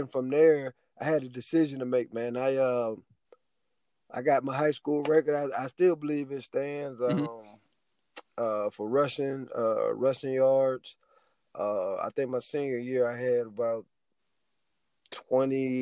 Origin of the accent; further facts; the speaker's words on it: Youngstown, Ohio, United States; I'm from Youngstown, Ohio. It's about an hour from Cleveland, about 3 hours from Columbus, our state capital.